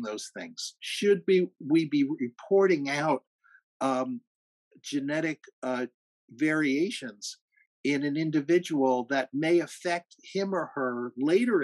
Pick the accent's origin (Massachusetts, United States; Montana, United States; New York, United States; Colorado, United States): New York, United States; Rockland County; I grew up in Rockland County.